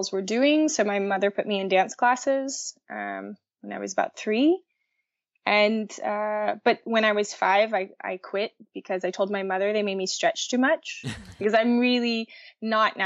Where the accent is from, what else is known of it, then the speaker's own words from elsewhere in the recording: Baton Rouge, Louisiana, United States; moved away as an adult; the only ballet-oriented school in my hometown of Baton Rouge